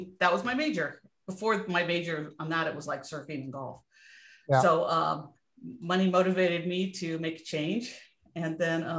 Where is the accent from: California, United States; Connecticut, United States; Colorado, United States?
California, United States; Montrose; I grew up in California in a little town called Montrose, which is in the just north